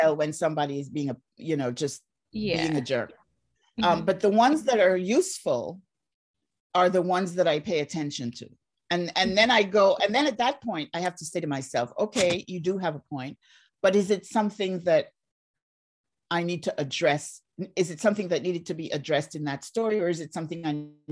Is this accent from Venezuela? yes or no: no; Barbados; moved away; also born or lived in Jamaica; I grew up in Barbados